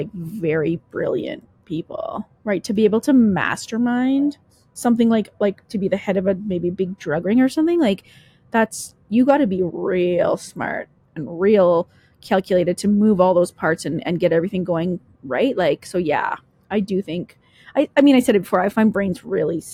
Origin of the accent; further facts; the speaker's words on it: Canada; I'm Canadian